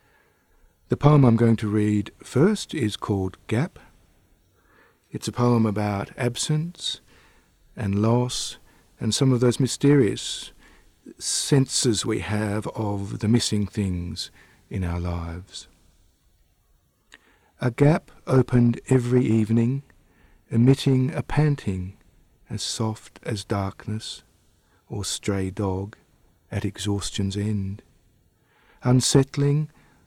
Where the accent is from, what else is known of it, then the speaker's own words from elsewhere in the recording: Perth, Western Australia, Australia; also born or lived in Adelaide, Australia; now in Canberra, Australia; I was born in Adelaide and then moved to Perth when I was 8 years old and moved to Canberra in 1990